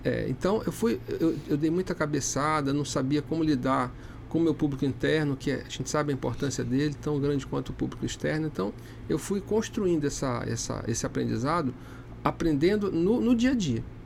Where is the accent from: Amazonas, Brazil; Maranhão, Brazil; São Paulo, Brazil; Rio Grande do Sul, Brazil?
Amazonas, Brazil; sou amazonense